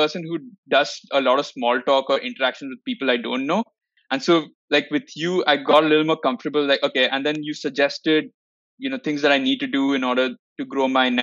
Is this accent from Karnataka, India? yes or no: yes; Bangalore, Karnataka, India; I'm also from Bangalore